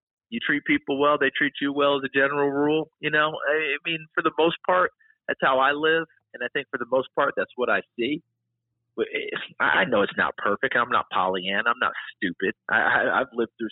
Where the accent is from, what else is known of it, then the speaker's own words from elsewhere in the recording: New York, United States; also born or lived in Elizabethton, Tennessee; we moved to New York State when I was two.